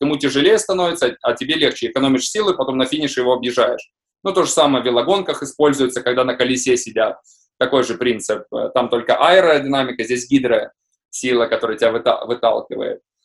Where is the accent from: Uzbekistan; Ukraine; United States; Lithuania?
Lithuania; Visaginas, Utena County; also born or lived in Russia; хоть я и родился в России, но я считаю, себя считаю э, литовцем